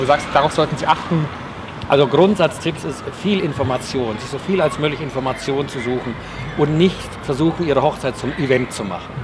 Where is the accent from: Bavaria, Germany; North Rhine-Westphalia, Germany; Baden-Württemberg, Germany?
Bavaria, Germany; Oberstdorf; moved away; Ge geboren hier in Oberstdorf